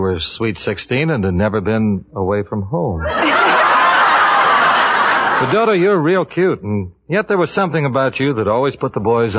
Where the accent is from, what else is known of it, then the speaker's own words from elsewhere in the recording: Spokane, Washington, United States; I'm from Spokane